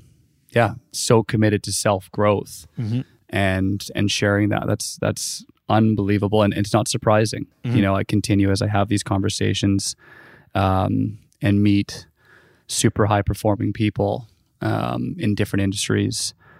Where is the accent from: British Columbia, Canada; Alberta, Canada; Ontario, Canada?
British Columbia, Canada; West Vancouver; now in Los Angeles, United States; You're living down here now, but we're both from Vancouver. {S1} Yep. {S2} Both from West Van.